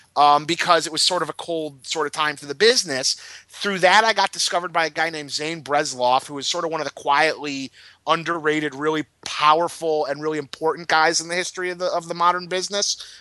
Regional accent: Detroit, Michigan, United States; moved away; growing up in Detroit

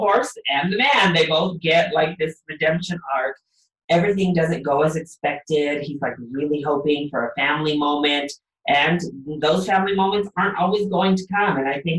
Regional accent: Colorado, United States; I'm from Colorado

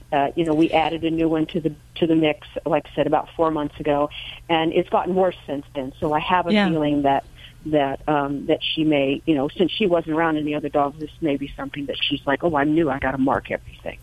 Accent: New Jersey, United States; I'm from Jersey also.

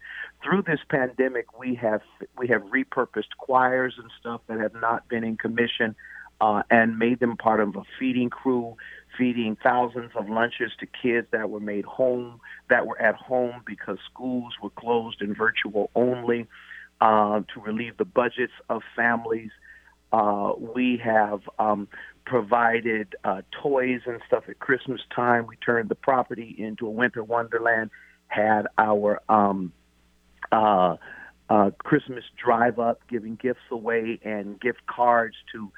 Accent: Tacoma, Washington, United States; I am from Tacoma

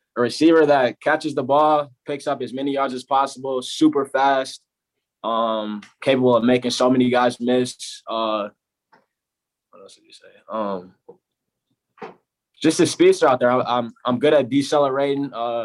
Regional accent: Chicago, Illinois, United States; born there; I was born in Chicago. I moved from Chicago. We were moving around.

